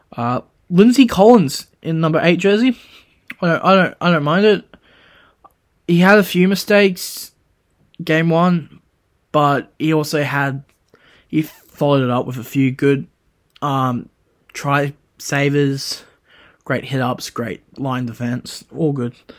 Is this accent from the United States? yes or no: no; Queensland, Australia; I am a Queenslander